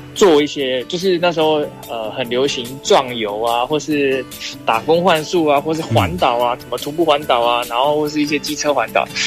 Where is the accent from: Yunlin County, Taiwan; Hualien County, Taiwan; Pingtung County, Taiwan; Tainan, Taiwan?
Yunlin County, Taiwan; Beigang; moved away as an adult; also born or lived in Taipei; now in Pinglin, New Taipei, Taiwan; 我们那边好像就是乡下的地方